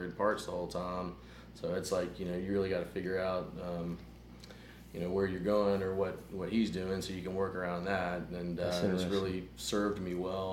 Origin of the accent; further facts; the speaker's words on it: Destin, Florida, United States; also born or lived in Oxford, Mississippi; I grew up in Destin. I live in Panama City Beach right now